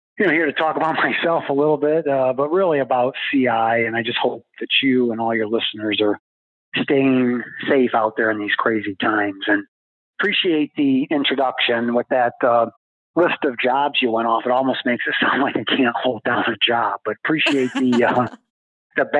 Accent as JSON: {"language": "English", "region": "Ohio", "country": "United States", "also_born_or_lived": "Detroit / Baton Rouge / Boston / Washington, D.C.", "moved": "as an adult", "said": "I'm from Ohio, so I'm a Midwest guy"}